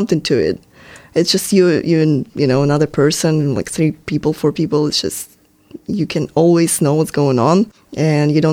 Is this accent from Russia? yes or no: yes; southern European Russia, southern Russia, Russia; accent: Russian; English is a second language; moved away as an adult; now in San Francisco, United States; I'm from Russia, as mm-hmm. you can probably tell by my accent.